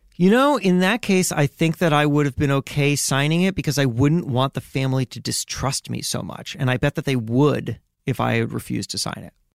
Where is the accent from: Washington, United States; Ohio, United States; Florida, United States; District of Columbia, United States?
Florida, United States; Miami; I grew up in Miami